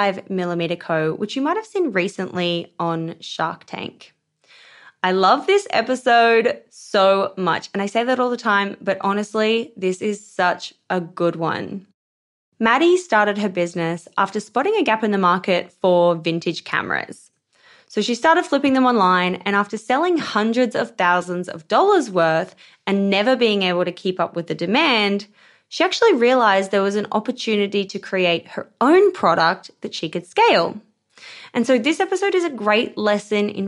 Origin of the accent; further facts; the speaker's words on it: Queensland, Australia; I'm a Queensland girl